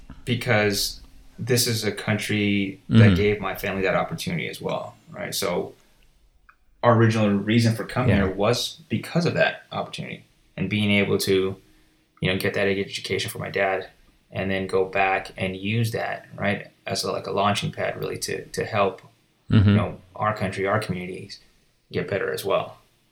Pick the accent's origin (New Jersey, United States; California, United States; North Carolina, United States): California, United States; born or raised there; also born or lived in Michigan, United States / Rwanda